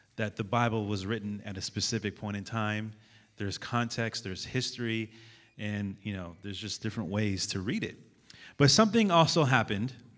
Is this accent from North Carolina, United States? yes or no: no; San Francisco, California, United States; I'm from San Francisco, California